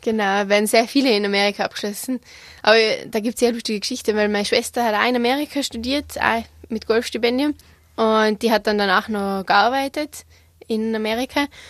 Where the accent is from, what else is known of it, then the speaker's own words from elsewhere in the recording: Igls, Tyrol, Austria; also born or lived in United States; ich bin in Igels aufgewachsen, habe so ziemlich jeden Sport ausprobiert, äh, den wir in Tirol haben